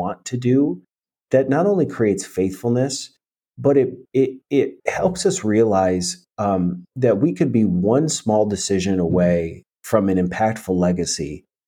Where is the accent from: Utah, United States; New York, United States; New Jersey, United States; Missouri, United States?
New York, United States; now in Tennessee, United States; I think I appreciate where I came from, but I also realize that, you know, a lot of where we grew up